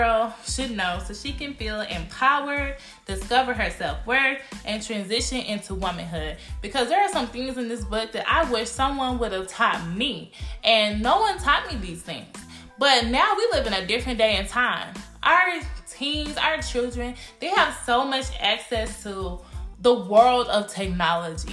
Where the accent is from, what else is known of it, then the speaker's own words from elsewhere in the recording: Cedar Hill, Texas, United States; I was born and raised in Cedar Hill, Texas